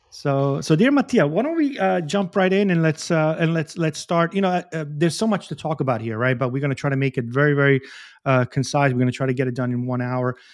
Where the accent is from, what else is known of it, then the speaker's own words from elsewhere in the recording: Bari, Apulia, Italy; I'm from Puglia, I'm from Bari.